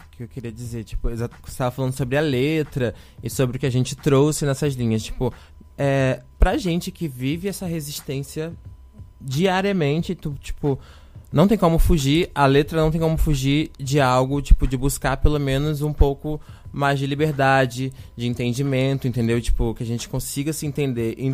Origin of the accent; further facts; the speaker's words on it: Rio de Janeiro, Brazil; moved away as an adult; now in Florianópolis, Brazil; É, eu sou do Rio de Janeiro né? Eu cheguei aqui em 2017 já para vir para UFSC para poder fazer artes cênicas